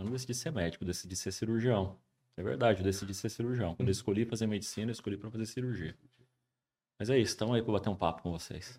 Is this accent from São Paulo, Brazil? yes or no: yes; São José dos Campos, São Paulo, Brazil; also born or lived in Juiz de Fora; eu sou de São José, nasci aqui, fui fazer faculdade de Juiz de Fora